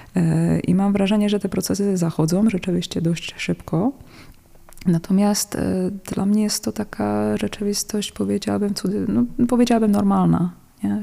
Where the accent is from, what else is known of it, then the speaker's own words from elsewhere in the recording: Czechia; Polish is a second language; now in Poland; ja pochodzę z takich terenów Karkonosze, Sudety